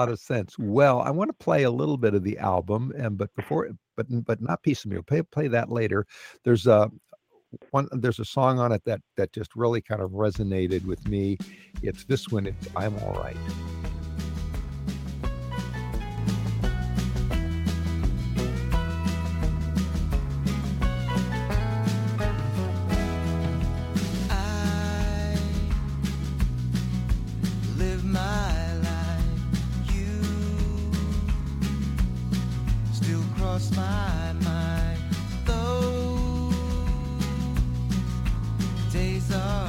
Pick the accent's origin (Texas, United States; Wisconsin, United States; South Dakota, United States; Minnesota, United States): Texas, United States; Corpus Christi; moved away; my hometown, Corpus Christi